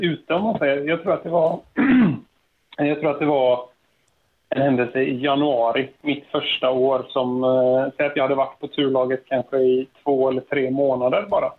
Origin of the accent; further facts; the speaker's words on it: Landvetter, Västra Götaland, Sweden; jag är uppvuxen eh, en bit öster om eh, Göteborg. Det är ingen hemlighet. Landvetter.